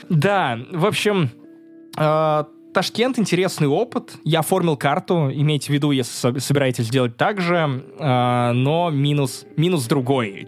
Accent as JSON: {"language": "Russian", "country": "Russia", "also_born_or_lived": "Kaliningrad, Russia", "said": "я из России"}